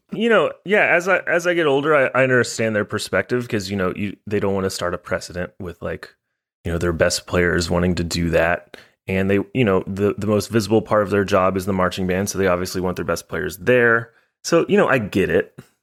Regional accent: Highland Village, Texas, United States; also born or lived in Denton, Texas / Portland, Maine; I was born in Denton, in Flo Hospital. It's no longer there. Shut her down. And, yeah, you know, I, you know, grew up in Texas most of my life.

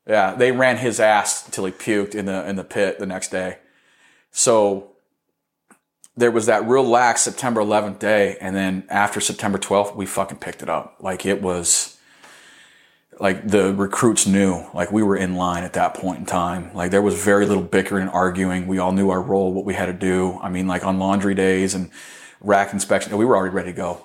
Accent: Arizona, United States; I got fucking stationed in my home state

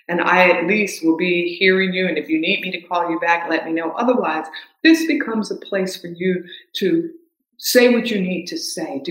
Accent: the South, United States; accent: southern; moved away

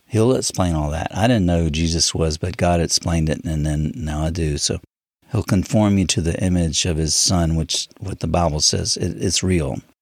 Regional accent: United States; I'm not African, I'm a, I'm American

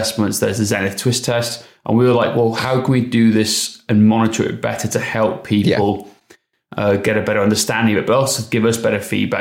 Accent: Wales, United Kingdom; accent: Welsh; my Welsh accent

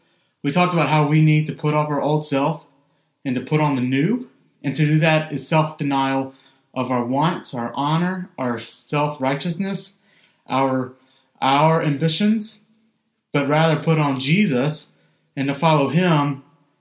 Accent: Mississippi, United States; moved away; being from Mississippi.

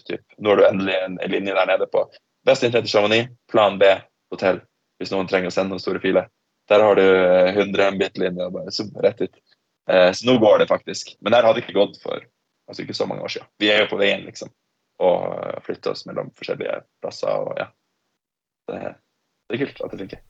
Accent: Tromsø, Troms, Norway; moved away as an adult; also born or lived in Australia / Oslo; jeg vokste opp i Tromsø

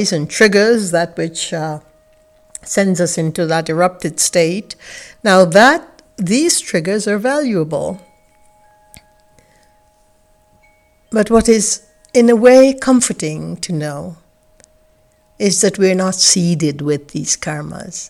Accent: Guyana; I grew up in the British West Indies in a place called British Guiana in South America, in a village that had less than 500 inhabitants

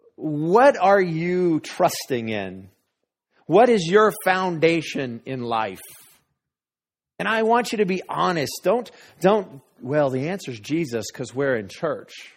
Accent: Denver, Colorado, United States; moved away; also born or lived in Wray, Colorado; I grew up in Denver, but we're from a small town, Ray, Colorado.

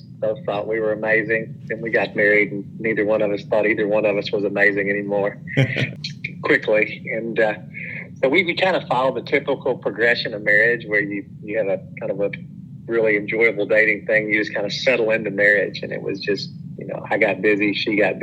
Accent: Madisonville, Kentucky, United States; also born or lived in Nashville, Tennessee / Owensboro, Kentucky; I grew up in Madisonville, Kentucky. I was a Madisonville Maroon

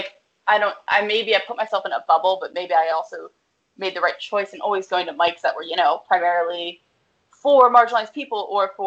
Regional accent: Pennsylvania, United States; also born or lived in Woodside, Queens, New York; now in New York City, United States; I'm from Pennsylvania and I'll say I'm from Philly

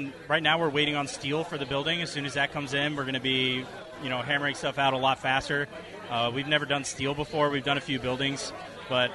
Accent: Roswell, Georgia, United States; I was born and raised in Roswell

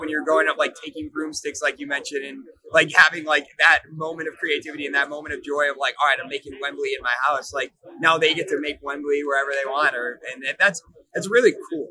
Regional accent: Midwest, United States; I'm from the Midwest.

